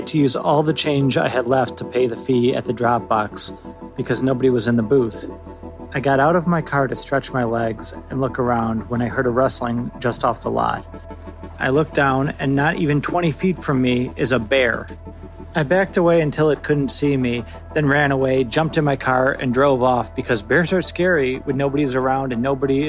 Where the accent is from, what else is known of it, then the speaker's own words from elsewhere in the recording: Detroit, Michigan, United States; I'm from Detroit, Michigan.